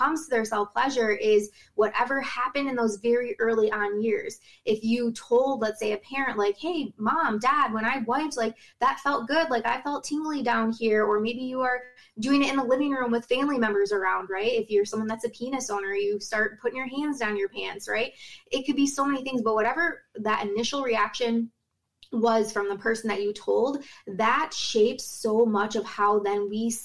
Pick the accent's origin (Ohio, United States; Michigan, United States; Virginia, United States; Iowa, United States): Michigan, United States; Rockwood; I'm from Rockwood, Michigan, live on Lake Erie